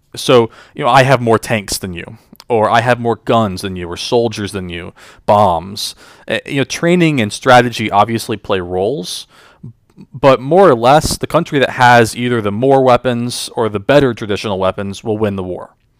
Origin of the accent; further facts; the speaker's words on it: just outside of Charlotte, North Carolina, United States; I grew up in North Carolina, uh, just outside of Charlotte, with my parents and my sister